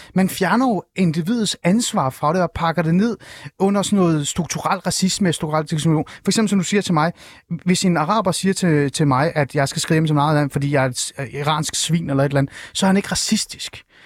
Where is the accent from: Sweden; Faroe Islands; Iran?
Iran; now in Denmark; jeg er jo selv iraner.